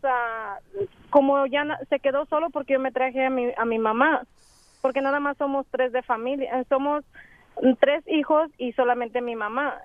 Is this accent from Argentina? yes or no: no; Aguascalientes, Mexico; now in United States; nosotros somos de Aguascalientes.